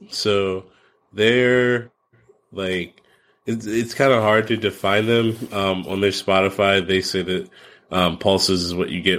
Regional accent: East Coast, United States; I'm from the East Coast.

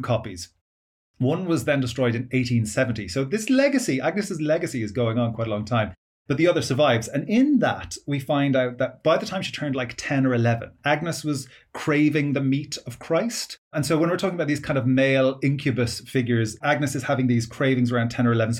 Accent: Ireland; My education system was through Catholic schools in growing up in Ireland.

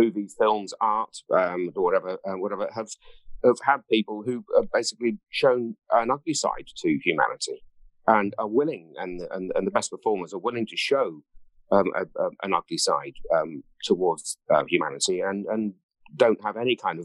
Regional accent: Ringwood, South East England, United Kingdom; I come from the south of England. I come from Hampshire, a place called Ringwood.

